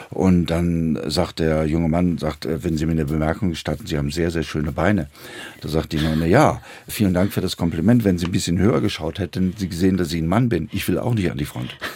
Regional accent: Wuppertal, North Rhine-Westphalia, Germany; Ich komme aus Wuppertal, bin da aufgewachsen

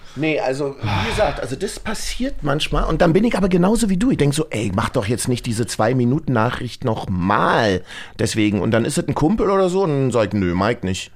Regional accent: Berlin, Germany; ich bin ja aus dem Osten

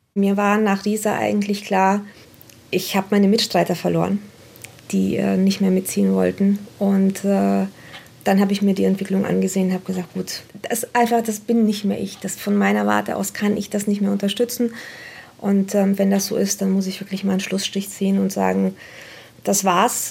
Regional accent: Romania; now in Germany; Ich bin selbst nicht in Deutschland geboren, ich komme selbst aus Rumänien

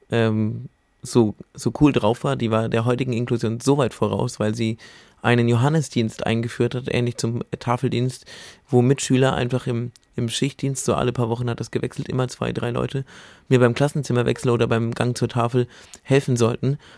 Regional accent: Bamberg, Bavaria, Germany; Und dann habe ich mich in meiner Heimatstadt in Bamberg drum gekümmert, bin da an die Uni gegangen.

